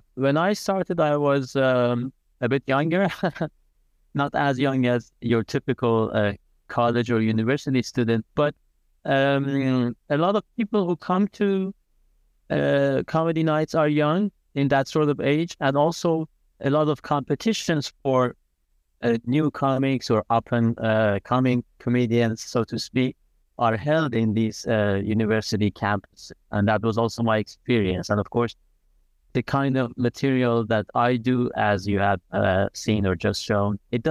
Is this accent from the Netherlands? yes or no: no; Iran; also born or lived in Italy; And I was born in Italy, but very much against my will, I had to spend my high school years in Iran.